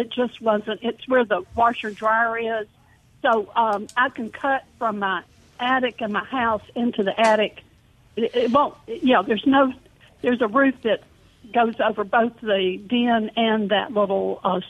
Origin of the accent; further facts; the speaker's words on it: Memphis, Tennessee, United States; now in Fairhope, United States; And I'm from Memphis